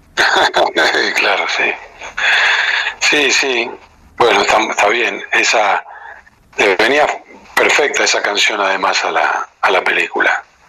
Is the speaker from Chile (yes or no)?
no; Rosario, Santa Fe, Argentina; moved away; los rosarinos somos, somos muy chauvinistas, los rosarinos